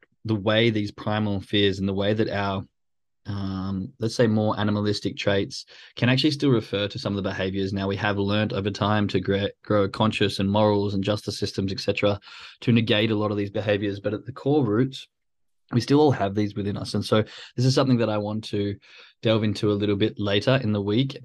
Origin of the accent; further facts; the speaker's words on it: Australia; moved away; I'm Australian